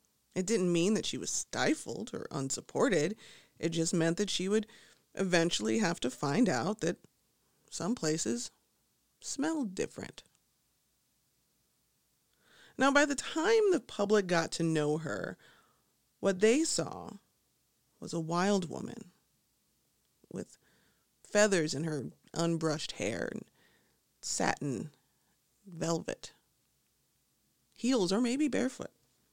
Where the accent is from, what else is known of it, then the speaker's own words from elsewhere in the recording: Midwest, United States; now in Chicago, United States; And as a Midwesterner, I think we're always just hoping someone else's landscape will make ours look more interesting by comparison. I mean, sure, we have skyscrapers here. I'm in Chicago.